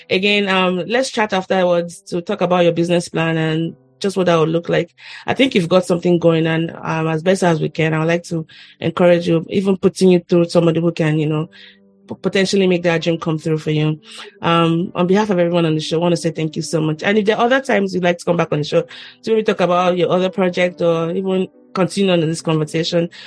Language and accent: English; Nigeria; I'm Nigerian. I'm Nigerian.